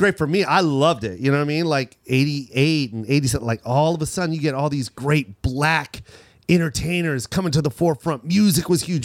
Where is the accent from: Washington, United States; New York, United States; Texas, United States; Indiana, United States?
Washington, United States; Seattle; we're from Seattle